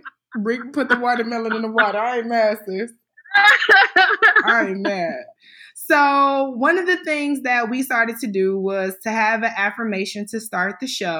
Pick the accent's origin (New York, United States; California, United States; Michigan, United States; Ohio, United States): Ohio, United States; Cleveland; moved away; we grew up in Cleveland together. We went to the infamous Euclid High